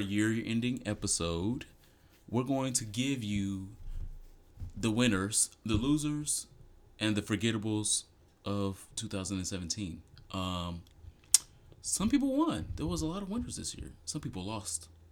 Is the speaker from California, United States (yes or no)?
no; Detroit, Michigan, United States; I'm from Detroit